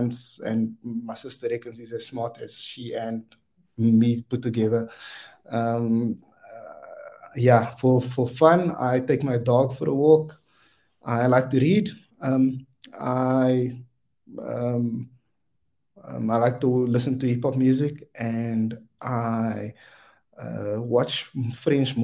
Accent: Wellington, Western Cape, South Africa; I'm from Wellington, out in the Boland. I was born and bred there and went to the local high school there

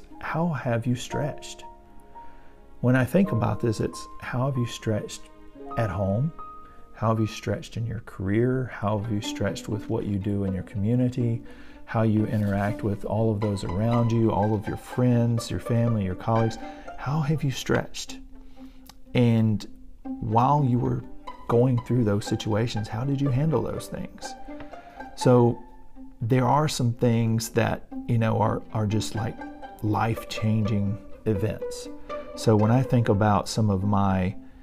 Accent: Alabama, United States; So I've lived in Alabama my entire life

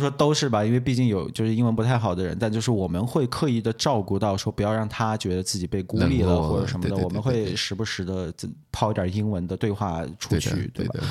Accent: Xinjiang, China; first language ug; Chinese is a second language; 我们俩的母语都不是汉语，对不是普通话，至少对。然后比如说你从小在家里面其实讲闽南语很多，对，对吧？对。然后像你私下跟你妈打电话，有一半也是闽南语，对，对无缝切换，就咔咔在切。那我就更不用说了，我是说维吾尔语的

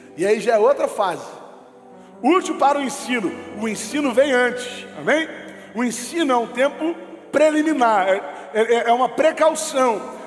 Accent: Rio de Janeiro, Brazil; a gente é carioca, irmão, a gente é fluminense, a gente é criado no Rio

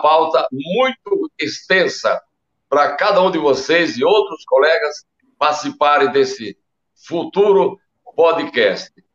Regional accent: Paraíba, Brazil; now in São Paulo, Brazil; eu sou nordestino, sou paraibano

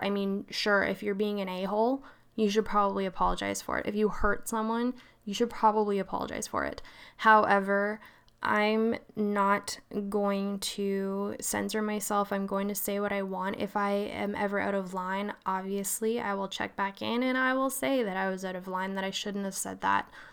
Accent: Nova Scotia, Canada; moved away; also born or lived in Vancouver, Canada; I'm East Co-, Coast, born and raised Nova Scotia, so that's where the weird voice comes from

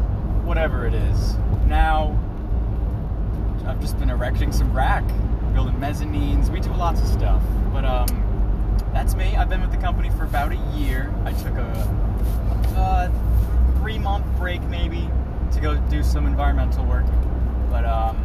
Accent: Amityville, New York, United States; I'm from Amityville, New York

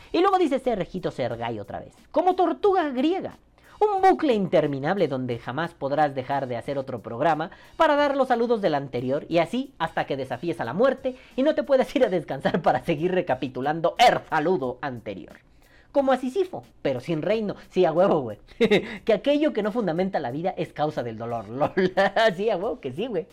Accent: Mexico; como mexicano

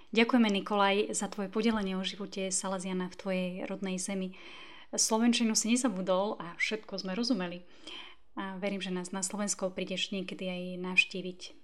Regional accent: Sakha Republic, Russia; Slovak is a second language; pochádzam z Rúska, a pôsobím v Jakutskej republike

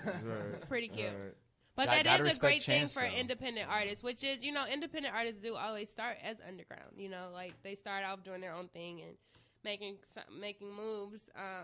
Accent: Midwest, United States; I'm from the Midwest

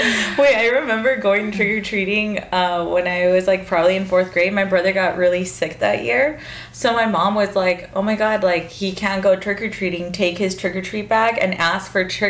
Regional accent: Wilmington, California, United States; I grew up going trick-or-treating at Wilmington

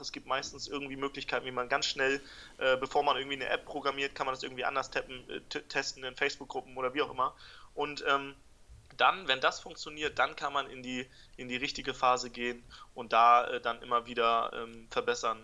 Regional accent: Buchholz in der Nordheide, Lower Saxony, Germany; ich bin in Buchholz geboren, das ist in der Nähe von Hamburg

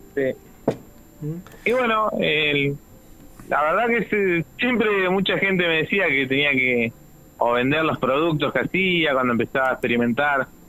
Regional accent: Buenos Aires, Argentina; now in Chubut, Argentina; yo soy de Buenos Aires, de chico siempre tuvimos huertas

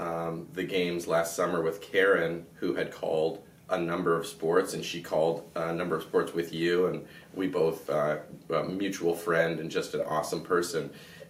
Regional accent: Canada; he medaled in it as a Canadian is a big point of pride for us.

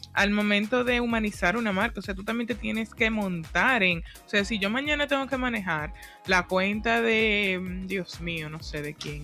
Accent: Dominican Republic; nuestra forma de comunicarnos en el día a día como dominicanos

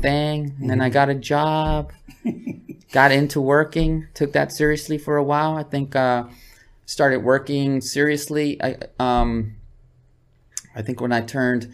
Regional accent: San Diego, California, United States; moved away as an adult; also born or lived in Cotija, Michoacán, Mexico; now in Los Angeles, United States; In Sherman Heights, Grand Hills Park in San Diego, California

